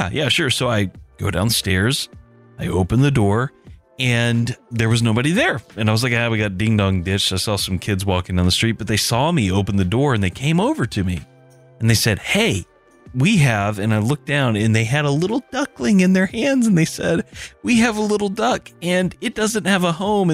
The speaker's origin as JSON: {"language": "English", "region": "the South", "country": "United States", "said": "As a Southerner"}